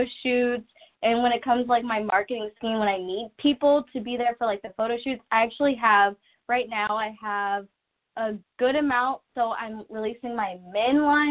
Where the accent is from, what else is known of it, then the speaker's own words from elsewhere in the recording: Columbus, Ohio, United States; I am from Columbus, Ohio, so we do have this place called The Short North